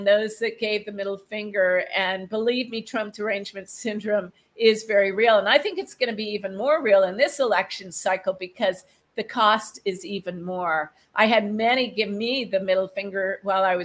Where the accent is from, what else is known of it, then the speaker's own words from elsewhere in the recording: United States; I'm American